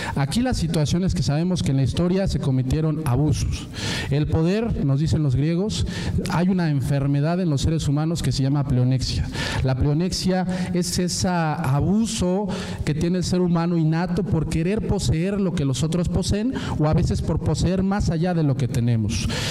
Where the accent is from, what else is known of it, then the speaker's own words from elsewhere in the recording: Puebla, Mexico; Yo que vengo de Puebla